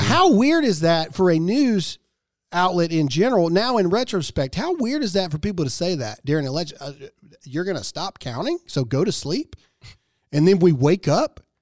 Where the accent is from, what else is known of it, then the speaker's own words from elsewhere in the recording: Mississippi, United States; I'm an idiot from Mississippi